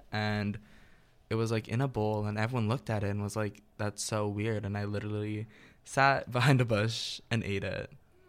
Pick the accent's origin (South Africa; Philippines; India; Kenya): Philippines; I'm Filipino, and I think my favorite food growing up would be sinigang